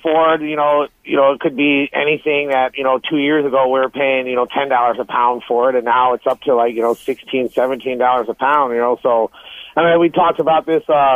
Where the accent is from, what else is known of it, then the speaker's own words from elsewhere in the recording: Southwest Michigan, United States; moved away; also born or lived in St. Joseph, Michigan / Benton Harbor, Michigan; we grew up in Southwest Michigan was a farming country